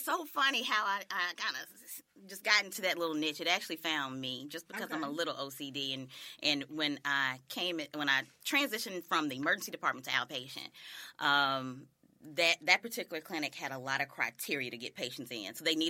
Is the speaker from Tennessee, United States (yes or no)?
yes; Jackson, Tennessee, United States; I'm originally from Jackson, Tennessee, the Jacktown.